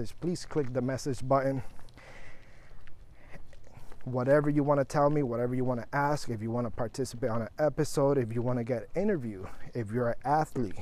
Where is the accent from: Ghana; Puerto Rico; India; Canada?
Puerto Rico; now in Florida, United States; I'm from Puerto Rico, but I'm in Florida.